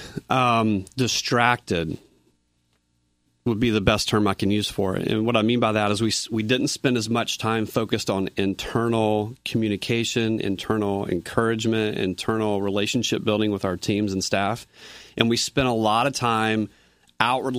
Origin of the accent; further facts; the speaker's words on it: Nashville, Tennessee, United States; moved away as an adult; now in New York, United States; I'm from Nashville, Tennessee